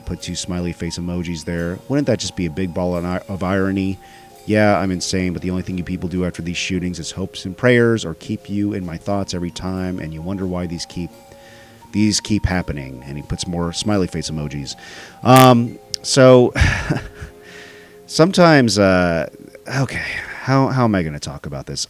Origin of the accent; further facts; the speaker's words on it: Dallas, Texas, United States; it happened in my hometown